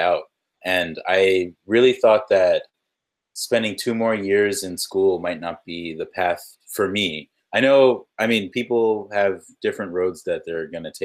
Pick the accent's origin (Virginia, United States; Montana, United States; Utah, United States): Virginia, United States; Richmond; moved away as an adult; now in Boston, United States; I'm originally from Richmond, Virginia, though, where I got my start